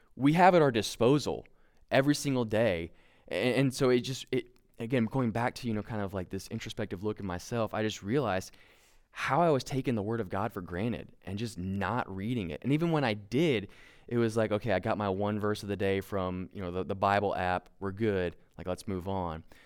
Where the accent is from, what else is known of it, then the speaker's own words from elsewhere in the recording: Kentucky, United States; we're both from Kentucky. We're a very proud people that don't wear shoes